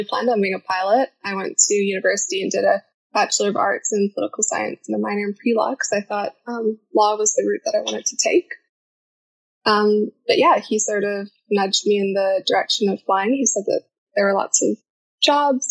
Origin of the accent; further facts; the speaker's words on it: Whistler, British Columbia, Canada; I'm from Whistler, British Columbia